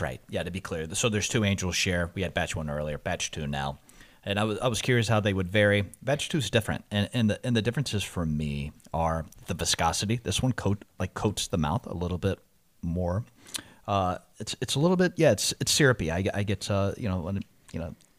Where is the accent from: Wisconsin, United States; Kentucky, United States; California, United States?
Kentucky, United States; Louisville; moved away as an adult; I'm born and raised in Louisville, uh, moved out at eighteen